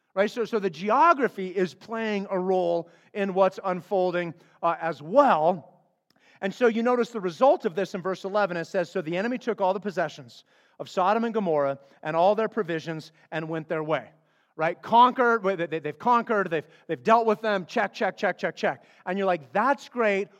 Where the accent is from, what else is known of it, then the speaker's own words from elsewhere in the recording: Flagstaff, Arizona, United States; I grew up in Flagstaff, Arizona.